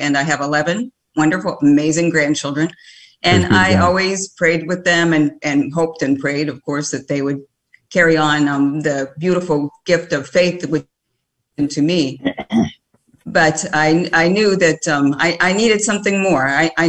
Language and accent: English; Texas, United States; I'm from Texas, belong to Prince of Peace